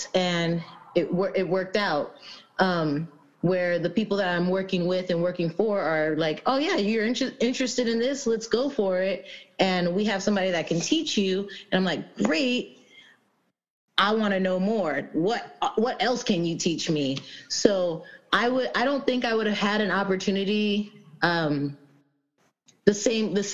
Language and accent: English; Los Angeles, California, United States; moved away as an adult; now in Humboldt, United States; I'm from the Los Angeles area, I'm from